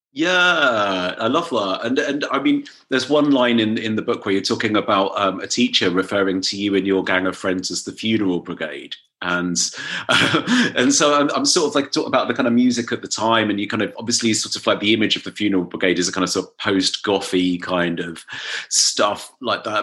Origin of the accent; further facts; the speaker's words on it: Dorset, South West England, United Kingdom; I was growing up in Dorset